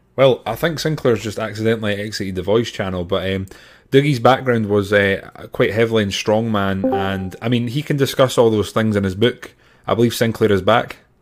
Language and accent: English; Grangemouth, Scotland, United Kingdom; at Grangemouth Highland Games, which is my hometown